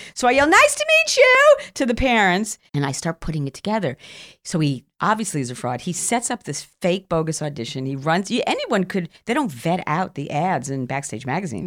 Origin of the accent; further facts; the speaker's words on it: New York City, New York, United States; moved away as an adult; I came from Queens